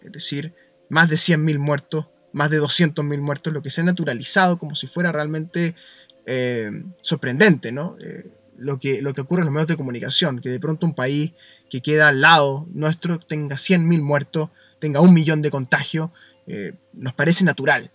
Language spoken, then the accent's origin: Spanish; Chile